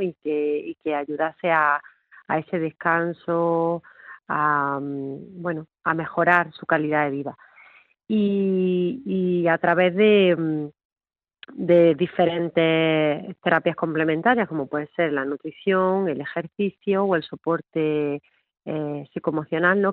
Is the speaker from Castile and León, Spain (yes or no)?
no; Órgiva, Andalusia, Spain; en mi pueblo, en Órgiva